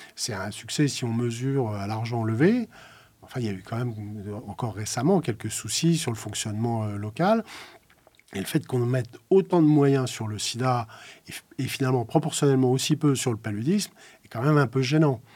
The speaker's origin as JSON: {"language": "French", "area": "Lorraine", "region": "Grand Est", "country": "France", "tie": "born or raised there", "said": "j'ai grandi en Lorraine, dans une Lorraine sinistrée euh, par la crise de la chirurgie"}